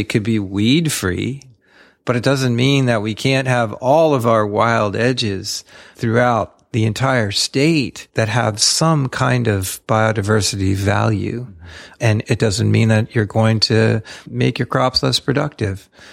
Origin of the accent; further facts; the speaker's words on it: South Central Pennsylvania, United States; I grew up in Pennsylvania, a very suburban existence, but suburbia then, you know, was being carved out of the forests and the old farms there in South Central Pennsylvania.